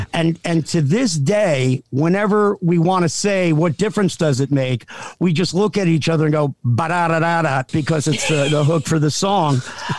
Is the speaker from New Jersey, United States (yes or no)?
yes; South Amboy, New Jersey, United States; I grew up in a little town called South Amboy, but, was born in Jersey